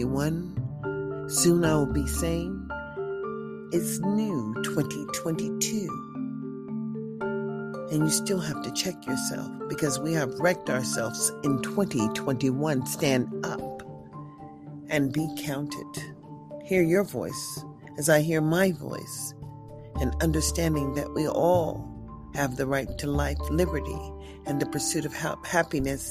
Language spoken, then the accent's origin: English; United States; also born or lived in Nevada; as American citizens